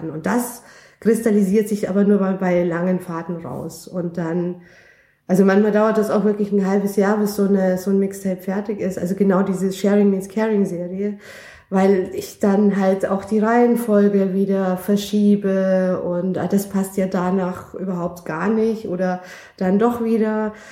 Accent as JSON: {"language": "German", "region": "Bavaria", "country": "Germany", "lives_now": "Berlin, Germany", "said": "Also ich komme ja ursprünglich aus Bayern und ähm, da gibt's die Berge und ähm, ich bin, ich, ich stehe auf Berge."}